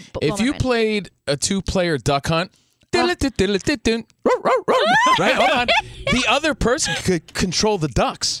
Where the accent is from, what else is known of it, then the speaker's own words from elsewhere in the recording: United States; all of our relatives, especially on the East Coast, we're from New York, New Jersey